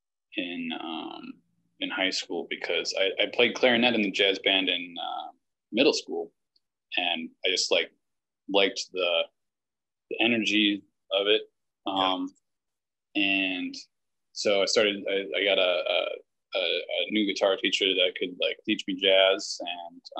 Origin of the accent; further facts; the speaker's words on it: Winona, Minnesota, United States; moved away as an adult; now in Milwaukee, United States; I would come back and play in the Winona, my hometown's municipal band